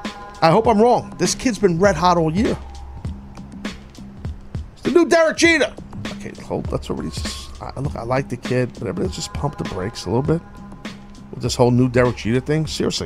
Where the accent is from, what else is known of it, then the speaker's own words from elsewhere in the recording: New York, United States; As a New Yorker